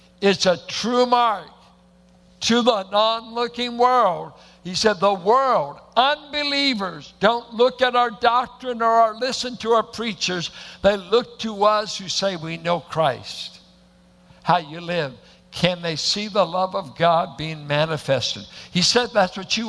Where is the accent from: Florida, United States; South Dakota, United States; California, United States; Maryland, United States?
California, United States; Richmond; I went to a church that looked like it was planted in the hills of Oklahoma. Bunch of Arkies and Midwesterners in South Richmond.